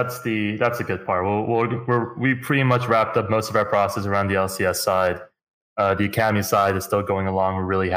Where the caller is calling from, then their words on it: Houston, Texas, United States; Houston, Texas, man. It's a nice place out here.